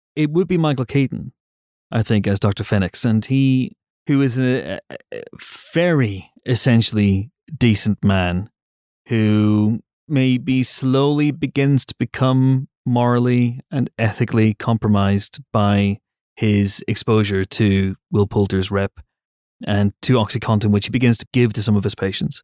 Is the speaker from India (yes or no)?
no; United Kingdom